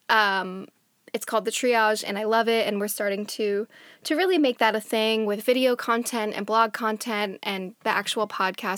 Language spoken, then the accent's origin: English; New Jersey, United States; now in Washington, D.C., United States; I am originally from New Jersey, which is on Lenape land